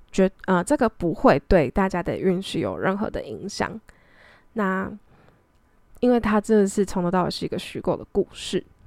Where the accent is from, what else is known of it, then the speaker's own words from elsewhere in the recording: Taiwan; 就毕竟我在台湾长大